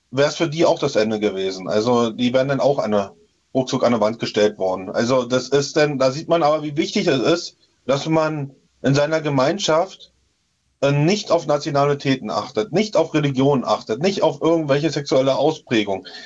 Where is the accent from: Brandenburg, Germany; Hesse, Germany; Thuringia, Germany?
Brandenburg, Germany; Töplitz; Und beim, in meinem Heimatdorf in Töplitz, äh, da wurden auch auf, äh, bei uns auf dem Dorfplatz